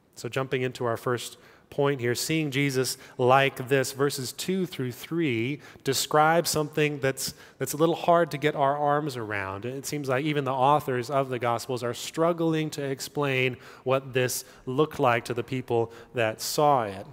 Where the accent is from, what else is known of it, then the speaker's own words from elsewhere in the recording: California, United States; moved away; I grew up in California